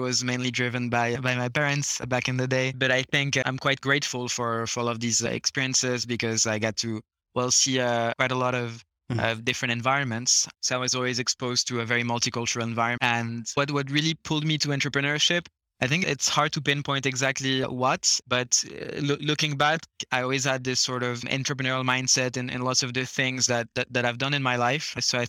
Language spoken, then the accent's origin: English; Luxembourg; moved away; also born or lived in Switzerland / Canada; So while I'm French, I never actually lived in France. I was born in Switzerland, grew up in Luxembourg, so moved around quite a lot. Then basically started my studies in Canada.